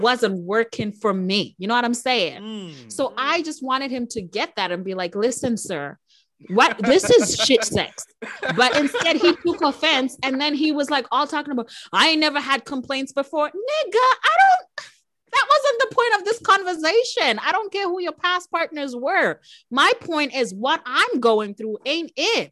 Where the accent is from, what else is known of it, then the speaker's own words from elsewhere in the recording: Harare, Zimbabwe; moved away as an adult; now in Canada; I actually was born and raised in Harare, Zimbabwe. So, Zim is my home